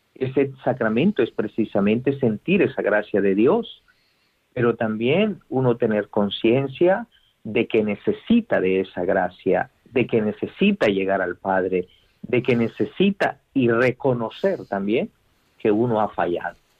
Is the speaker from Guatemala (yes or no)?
yes; Guatemala; moved away; en una diócesis de Guatemala, de donde yo soy